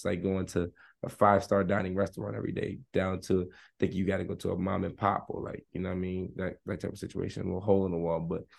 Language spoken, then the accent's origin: English; Maryland, United States; born there; I was born in Hopkins. Like, I'm a Hopkins baby.